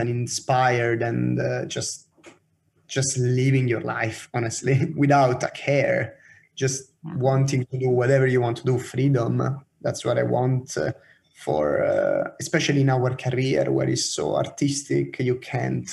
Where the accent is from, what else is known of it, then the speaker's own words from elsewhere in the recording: Rome, Lazio, Italy; now in Oslo, Norway; So I'm from Roma